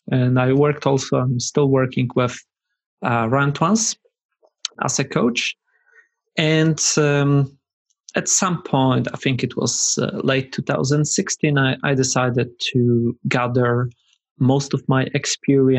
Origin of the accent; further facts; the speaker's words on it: Poland; I'm from Poland.